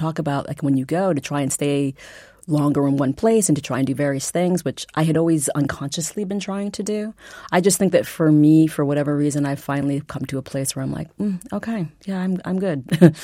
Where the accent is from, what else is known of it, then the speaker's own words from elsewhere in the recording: Massachusetts, United States; I'm from Massachusetts